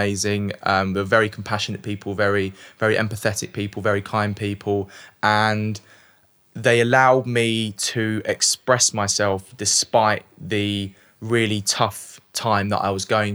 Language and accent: English; London, United Kingdom; also born or lived in South Woodford; I was born in Leytonstone, East London